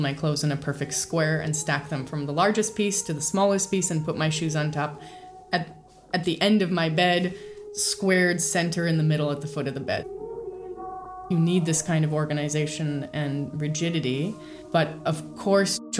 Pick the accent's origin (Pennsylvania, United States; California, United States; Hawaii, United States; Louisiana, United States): California, United States; San Francisco Bay Area; also born or lived in Braila, Romania; from age 4, I moved to the San Francisco Bay Area.